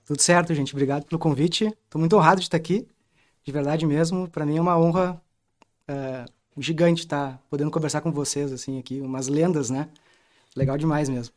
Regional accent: Porto Alegre, Rio Grande do Sul, Brazil; Eu sou lá do Rio Grande do Sul, de Porto Alegre

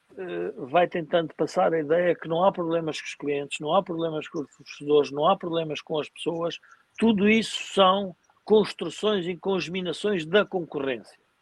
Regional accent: Portugal; nós, como portugueses

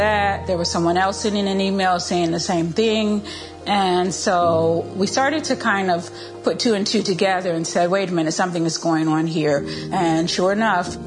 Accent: Westminster, Maryland, United States; I'm from Westminster, Maryland.

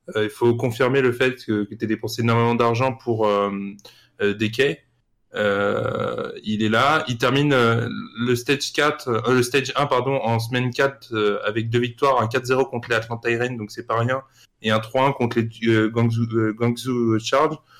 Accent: France; en tant que Français

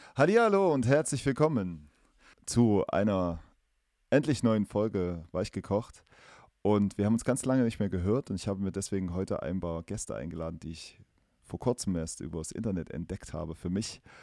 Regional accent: East Germany, Germany; accent: East German; now in Erfurt, Germany; meinen äh, ostdeutschen Dialekt

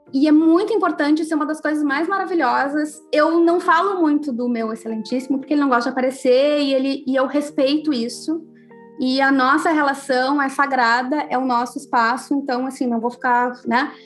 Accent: Rio Grande do Sul, Brazil; eu sou gaúcha

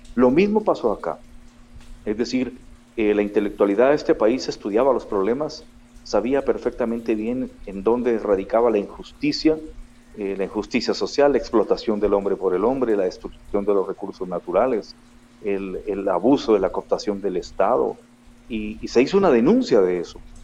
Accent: Guatemala City, Guatemala Department, Guatemala; moved away as an adult; also born or lived in Israel / Spain / Texas; siempre he vivido en Guatemala, a excepción de un periodo que tuve de, y aproximadamente 15, 16 años que tuvo que dejar el país por violencia en el año 99.

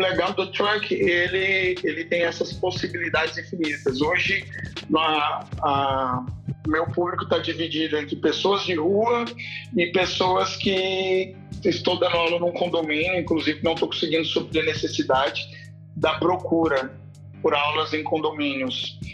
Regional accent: Pirenópolis, Goiás, Brazil; also born or lived in Brasília; now in Goiânia, Brazil; Eu sou natural, eu nasci em Brasília, mas logo depois mudei pra uma cidade chamada Pirenópolis, que é no interior de Goiás, e hoje moro em Goiânia há quinze anos

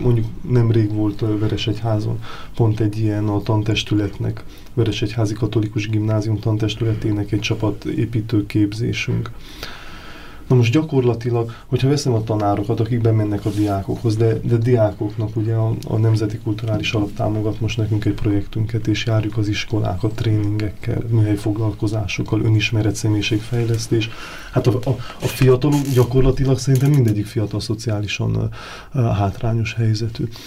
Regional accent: Sfântu Gheorghe, Székely Land, Romania; moved away as an adult; now in Budapest, Hungary; mi ugye Erdélyből származunk, tehát az Oson, az Sepsi Szent Györgyhöz köthető.

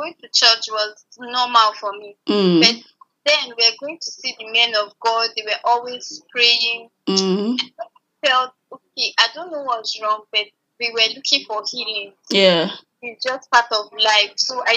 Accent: Abuja, Federal Capital Territory, Nigeria; I grew up in Abuja

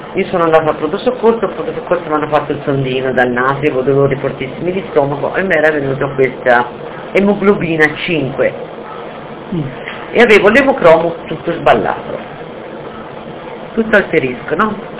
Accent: Lucca, Tuscany, Italy; vengo da Lucca

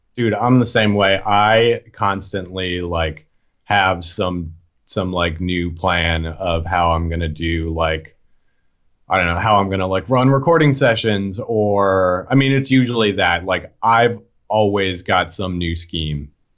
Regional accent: right outside of Boston, Massachusetts, United States; moved away as an adult; now in Philadelphia, United States; I grew up right outside of Boston, and then I moved here when I was nineteen to go to Drexel

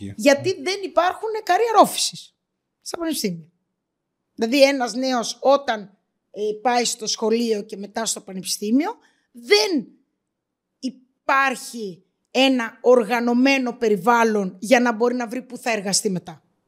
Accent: Greece; εγώ το βλέπα σαν Ελληνίδα στην Ελλάδα

